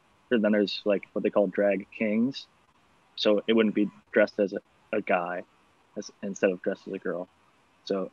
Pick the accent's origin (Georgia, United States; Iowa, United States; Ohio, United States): Ohio, United States; moved away as an adult; also born or lived in California; I'm from Ohio, which is Midwestern, and I moved to California